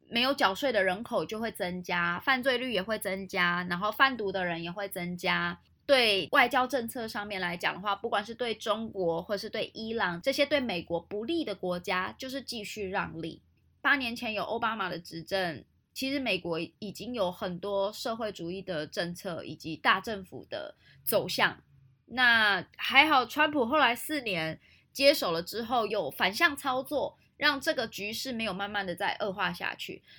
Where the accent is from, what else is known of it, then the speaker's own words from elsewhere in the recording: Taiwan; 我们台湾人